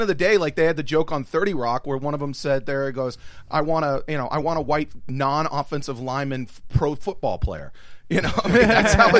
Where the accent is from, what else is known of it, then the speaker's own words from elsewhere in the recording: Pittsburgh, Pennsylvania, United States; I grew up on Gaiasuda Road.